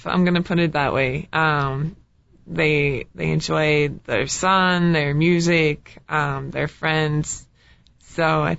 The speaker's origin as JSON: {"language": "English", "region": "Indiana", "country": "United States", "tie": "born or raised there", "said": "I grew up in Indiana on a farm in between Indianapolis and South Bend."}